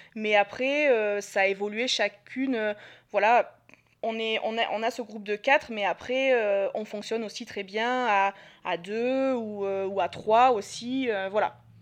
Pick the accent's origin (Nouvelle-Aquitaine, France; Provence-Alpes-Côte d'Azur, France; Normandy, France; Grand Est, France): Provence-Alpes-Côte d'Azur, France; Marseille; moved away as an adult; j'ai 32 ans, je suis de Marseille